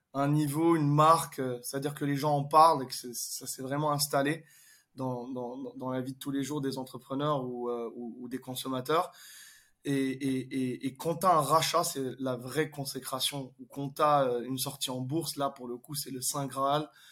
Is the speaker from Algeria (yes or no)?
yes; Algeria; also born or lived in France / London / Dubai; now in Paris, France; je suis né en Algérie. J'ai étudié en France.